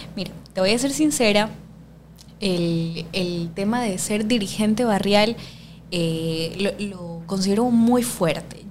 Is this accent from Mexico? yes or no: no; Guayaquil, Guayas, Ecuador; soy guayaquileña, más guayaca que el encebollado